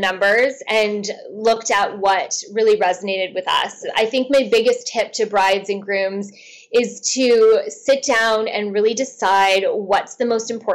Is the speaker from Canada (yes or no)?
yes; Canada; being Canadian